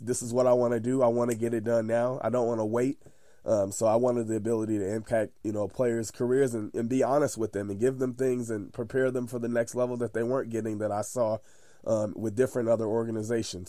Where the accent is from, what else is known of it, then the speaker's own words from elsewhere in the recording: Chicago, Illinois, United States; I'm from Chicago, close to Chicago, Illinois. Uh, I lived there my whole life pretty much.